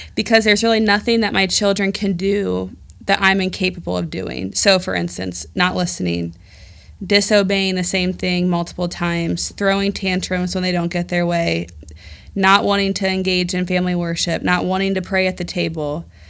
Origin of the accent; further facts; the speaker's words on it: Dayton, Ohio, United States; moved away as an adult; also born or lived in Chicago, Illinois; I am from Dayton. I, I say God brought me to Dayton upon birth